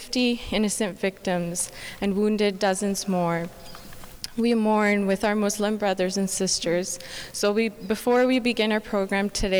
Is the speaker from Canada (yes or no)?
yes; Canada; as Canadian Sikhs